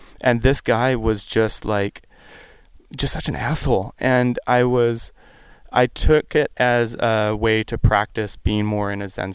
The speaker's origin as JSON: {"language": "English", "region": "West Coast", "country": "United States", "said": "I'm from the West Coast"}